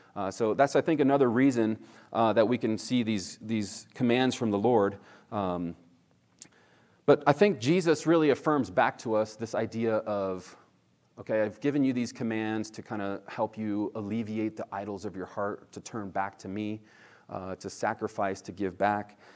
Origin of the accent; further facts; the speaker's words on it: Northeast, United States; now in California, United States; where I grew up in the Northeast, it was definitely more legalistic